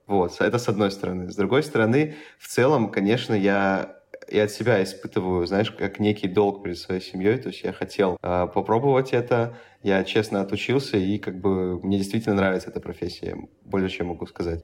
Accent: Saint Petersburg, Russia; я, в принципе, из Петербурга

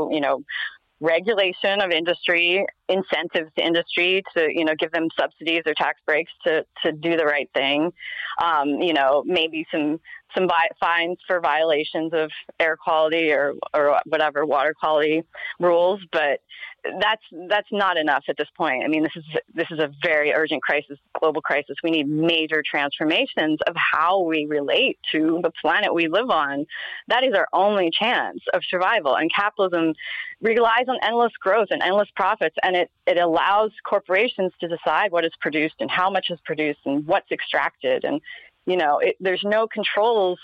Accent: Pennsylvania, United States; moved away; I grew up in Pennsylvania and there's still a lot of, it's still coal country out there

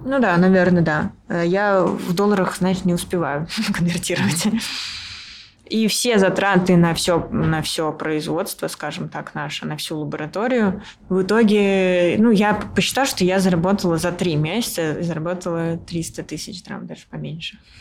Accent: Russia; now in Yerevan, Armenia; я режиссер из России

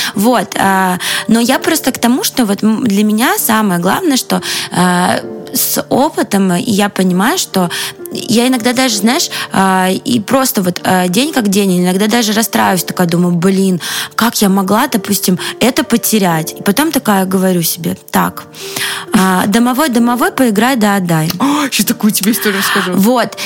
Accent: Russia; а я из России

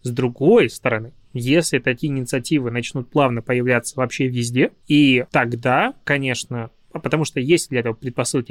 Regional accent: Belarus; now in Russia; я приехал из Беларуси

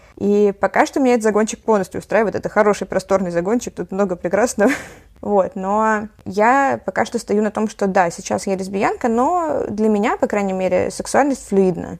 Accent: Saint Petersburg, Russia; also born or lived in Kiel, Germany; я э, с пяти лет живу в Питере, вот. А до этого я жила в Германии

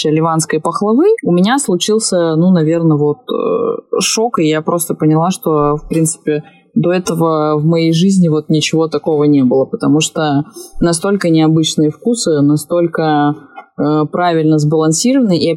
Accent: Crimea, Ukraine; вот, допустим, я росла в Крыму

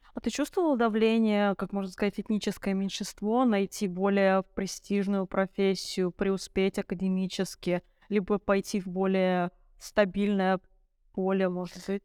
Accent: Moscow, Russia; Я выросла в Москве и ходила в российскую школу

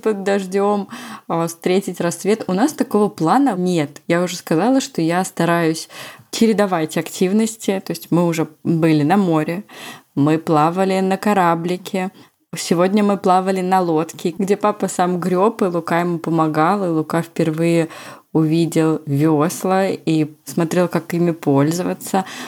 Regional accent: Moscow Oblast, Russia; У нас так говорили в Московской области, где я провела все свое детство.

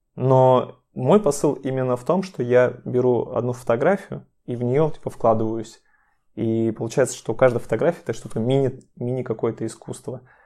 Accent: Chelyabinsk, Chelyabinsk Oblast, Russia; moved away; Я сам приехал из Челябинска, мы с Машей из Челябинска

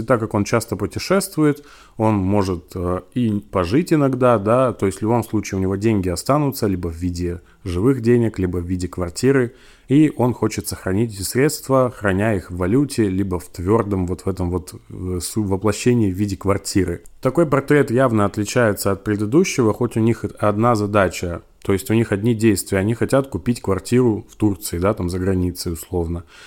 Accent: Siberia, Russia; я из Сибири

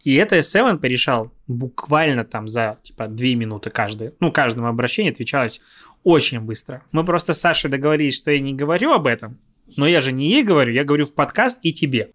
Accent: Belarus; moved away; я белорус, у меня права белорусские

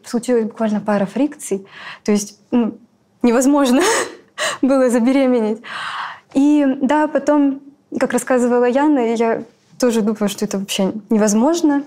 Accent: Magadan, Magadan Oblast, Russia; moved away as an adult; now in Novosibirsk, Russia; я вообще из Магадана. Переехала в Новосибирск

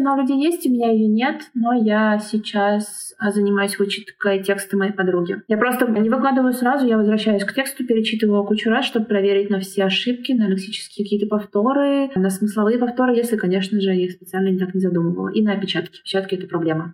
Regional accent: Nizhny Novgorod, Nizhny Novgorod Oblast, Russia; moved away as an adult; now in Warsaw, Poland; я изначально из Нижнего Новгорода, но последние полгода проживаю в Варшаве

